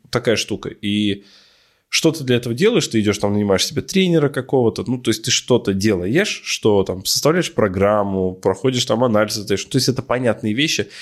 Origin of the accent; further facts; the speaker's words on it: Ufa, Bashkortostan, Russia; я парень из Шакши